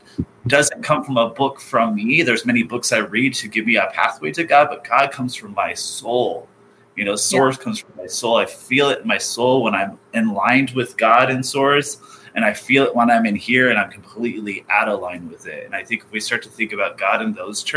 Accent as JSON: {"language": "English", "area": "Orange County", "region": "California", "country": "United States", "tie": "born or raised there", "said": "growing up in Orange County"}